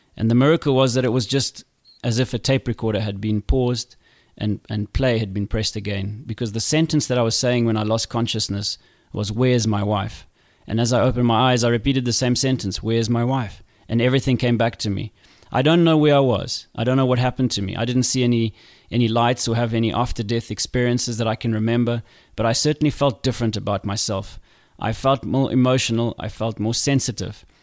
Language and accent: English; Zimbabwe; Growing up in Zimbabwe was not easy as a kid.